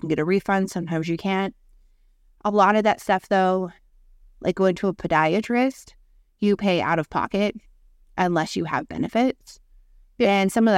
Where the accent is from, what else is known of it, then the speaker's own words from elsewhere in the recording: Canada; when it comes to, like, healthcare and being Canadian and stuff like